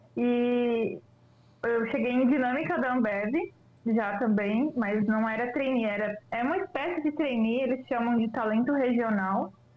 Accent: Lages, Santa Catarina, Brazil; moved away as an adult; now in Joinville, Brazil; E eu moro atualmente aqui em Joinville, mas eu sou natural de Lages, Santa Catarina, Serra catarinense

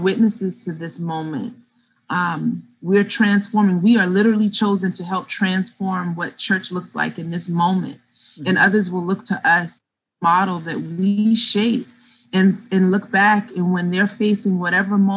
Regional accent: the South, United States; moved away; I grew up in the South

